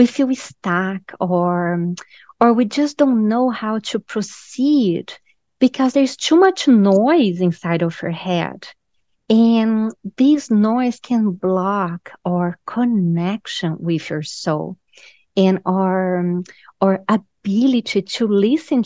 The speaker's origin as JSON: {"language": "English", "country": "Brazil", "also_born_or_lived": "Raleigh, North Carolina", "moved": "yes", "lives_now": "Carolina Beach, United States", "said": "I'm originally from Brazil. So in Brazil, we're very spiritual"}